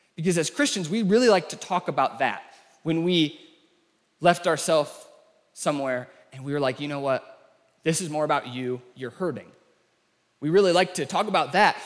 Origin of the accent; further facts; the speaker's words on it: United States; the way that we talk as Americans